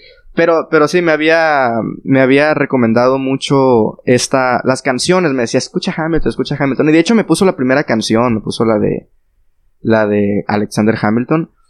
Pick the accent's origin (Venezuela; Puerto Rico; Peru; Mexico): Mexico; los tres somos de México y los que vivimos por acá